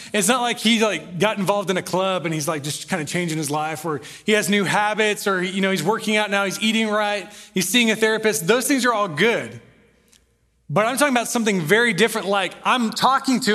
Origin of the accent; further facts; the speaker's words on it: Corpus Christi, Texas, United States; I was born in Corpus Christi, met him there, moved here in the seventh grade